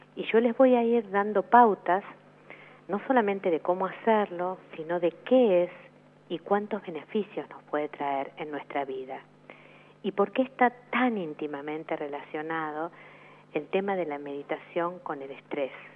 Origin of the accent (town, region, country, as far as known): Argentina